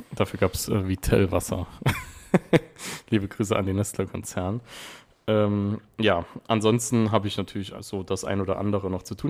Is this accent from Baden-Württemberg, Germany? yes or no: no; Wiebelskirchen, Saarland, Germany; aus Wiebelskirchen, natürlich, aus meinem Heimatort